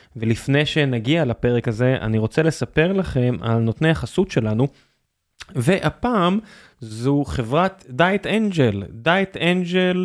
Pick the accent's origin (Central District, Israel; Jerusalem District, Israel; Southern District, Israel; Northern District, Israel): Southern District, Israel; Beersheba; אני נולדתי בבאר שבע